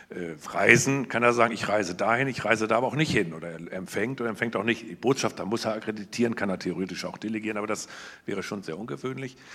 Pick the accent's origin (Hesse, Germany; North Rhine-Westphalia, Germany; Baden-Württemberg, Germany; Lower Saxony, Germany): Lower Saxony, Germany; Osnabrück; hier in meiner Heimatstadt Osnabrück